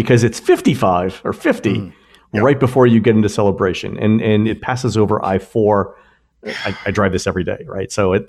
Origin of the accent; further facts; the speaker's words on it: Florida, United States; So we used to take the road to go to concerts when I was growing up in Florida.